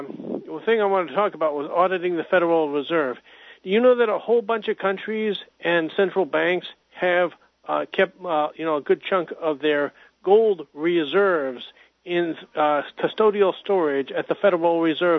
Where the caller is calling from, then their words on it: Hudson, New Hampshire, United States; from Hudson, New Hampshire.